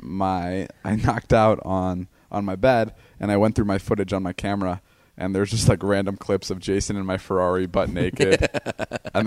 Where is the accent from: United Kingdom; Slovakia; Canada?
Slovakia; moved away; my home country